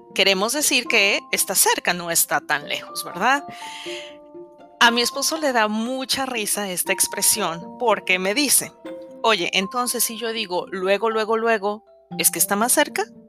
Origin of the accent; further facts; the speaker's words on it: Mexico; soy mexicana y estoy casada desde hace quince años con un venezolano